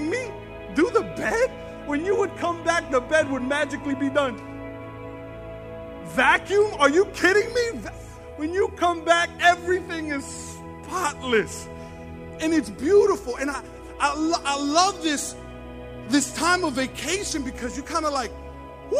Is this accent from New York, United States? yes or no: yes; New York City, New York, United States; now in Staten Island, United States; we're from New York, Brooklyn, but I live in Staten Island.